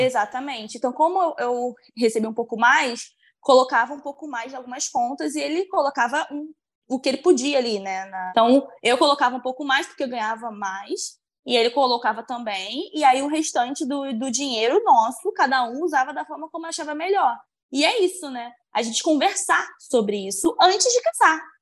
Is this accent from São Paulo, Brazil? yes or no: no; interior of Bahia, Brazil; sou do interior da Bahia